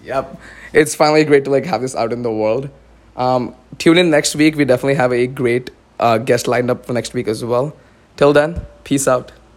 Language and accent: English; Pune, Maharashtra, India; moved away as an adult; also born or lived in Dallas, United States; now in West Lafayette, United States; i grew up my entire life in india but then when I do say I'm from Pune, I'm from India